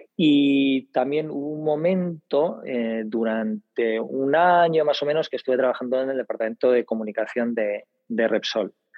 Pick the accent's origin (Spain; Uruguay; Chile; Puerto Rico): Spain; Bilbao, Basque Country; now in Madrid, Spain; Yo soy de Bilbao, vivo en Madrid